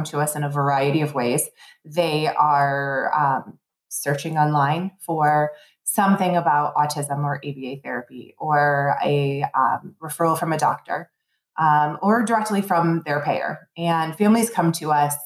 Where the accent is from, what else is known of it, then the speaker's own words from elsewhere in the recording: Plymouth-Canton area, Michigan, United States; I born and raised in Michigan. I left for about 10 years, but I grew up in the Plymouth Canton area